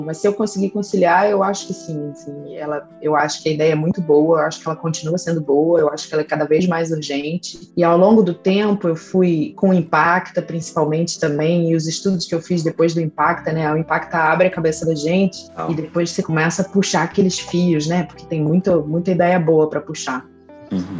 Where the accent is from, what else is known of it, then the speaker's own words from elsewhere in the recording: Rio de Janeiro, Brazil; eu sou nascida e criada no Rio de Janeiro